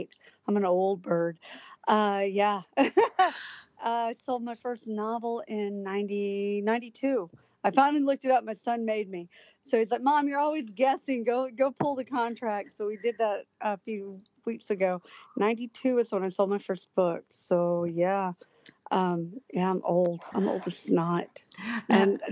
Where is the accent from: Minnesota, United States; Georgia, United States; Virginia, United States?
Georgia, United States; Atlanta; I grew up in Atlanta